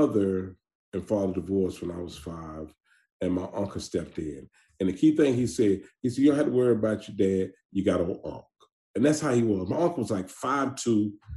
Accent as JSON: {"language": "English", "town": "Atlanta", "region": "Georgia", "country": "United States", "tie": "born or raised there", "said": "I'm from Atlanta, Georgia. I'm from an area called The Bluff. Anybody know about Atlanta, they know about The Bluff. A little dude made a little movie called Snow in the Bluff. I know you probably heard of it. I am from that area. And, man, I go through that now very fast because it's no joke, which I was raised there"}